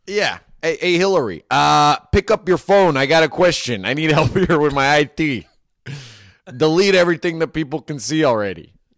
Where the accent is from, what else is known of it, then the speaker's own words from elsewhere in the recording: Marin, California, United States; I grew up in Marin where everyone was way richer than me